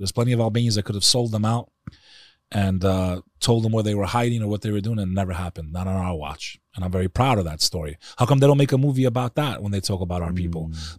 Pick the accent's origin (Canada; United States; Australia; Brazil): United States; born there; like I said, my family, us, we were all anti-communist fighters. That's why I was born in America.